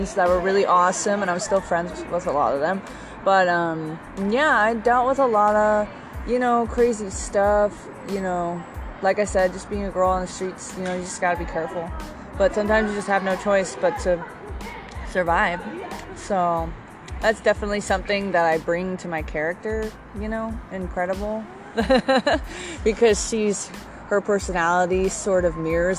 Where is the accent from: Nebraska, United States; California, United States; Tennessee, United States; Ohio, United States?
California, United States; San Diego; also born or lived in Anaheim, California; I eventually moved over to San Diego